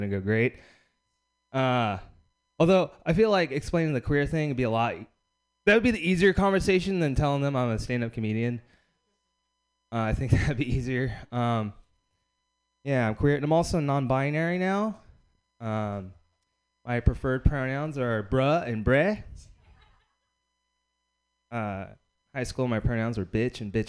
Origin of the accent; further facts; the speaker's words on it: Bakersfield, California, United States; I grew up in Bakersfield, California